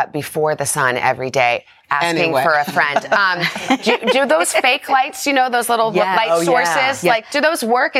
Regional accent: Arizona, United States; I'm from Arizona.

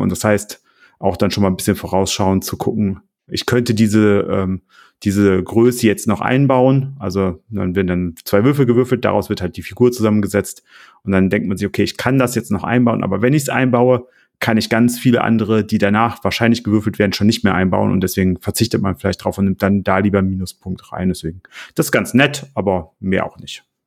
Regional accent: Oberbergisches Land, North Rhine-Westphalia, Germany; als Oberberger

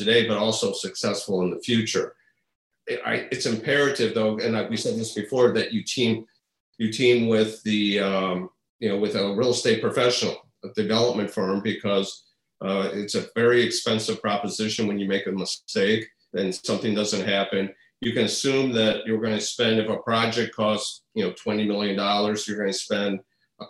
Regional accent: Midwest, United States; also born or lived in Madison; now in Chicago, United States; I'm from the Midwest

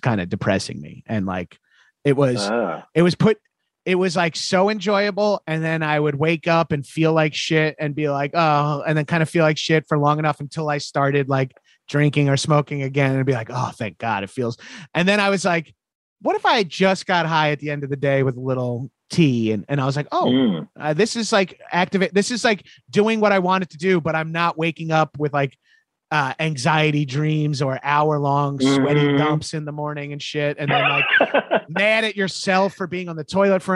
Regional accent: Long Island, New York, United States; I grew up in my neighborhood where I grew up on Long Island.

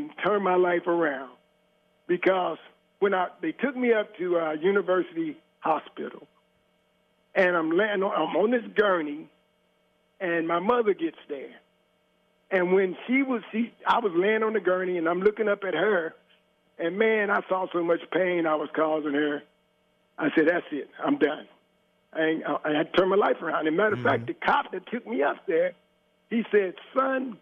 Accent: Cincinnati, Ohio, United States; I'm from Walnut Hills going to Withrow

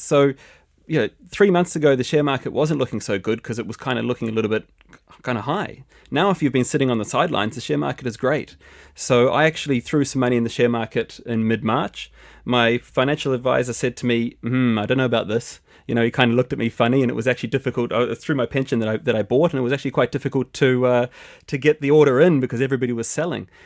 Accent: New Zealand; moved away; I'm originally from New Zealand.

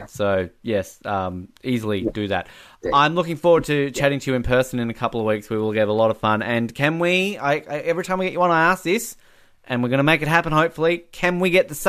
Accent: Hobart, Tasmania, Australia; now in Invercargill, New Zealand; I'm from Hobart, the smallest city.

